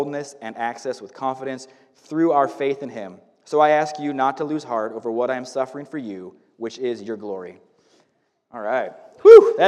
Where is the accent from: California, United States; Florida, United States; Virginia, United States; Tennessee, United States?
California, United States; Northern; also born or lived in Paradise, California; now in Woodland, United States; I grew up in Northern California my whole life